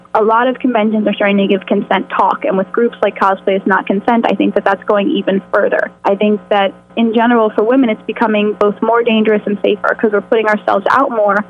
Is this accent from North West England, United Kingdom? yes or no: no; Scotland, United Kingdom; Why is there an E? Because I'm Scottish. That is actually the Isle of Skye.